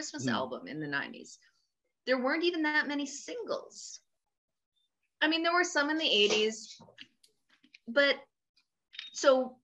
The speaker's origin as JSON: {"language": "English", "country": "Canada", "said": "I'm Canadian"}